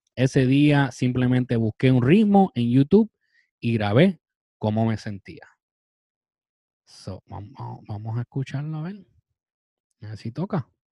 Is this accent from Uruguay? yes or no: no; Puerto Rico; Como puertorriqueños